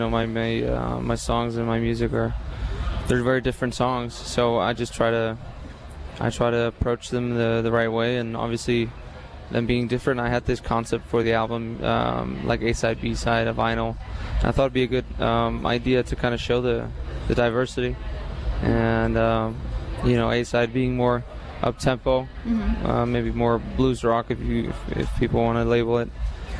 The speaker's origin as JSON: {"language": "English", "country": "Iceland", "moved": "as an adult", "lives_now": "Nashville, United States", "said": "Well, yeah, I moved to the States from Iceland about almost 3 years ago now. Originally, we were based out in Austin, but now we're based out of Nashville."}